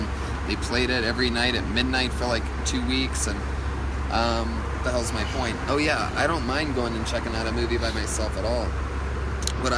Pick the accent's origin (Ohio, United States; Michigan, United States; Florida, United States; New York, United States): Ohio, United States; born or raised there; moved away